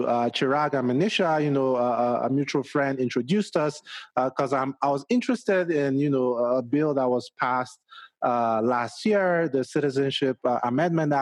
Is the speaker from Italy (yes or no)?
no; Nigeria; now in Denver, United States; I'm originally Nigerian and, you know, I have family back home in Nigeria